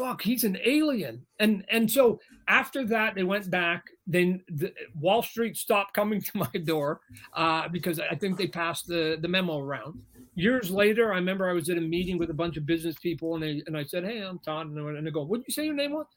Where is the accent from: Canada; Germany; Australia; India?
Canada; I'm Canadian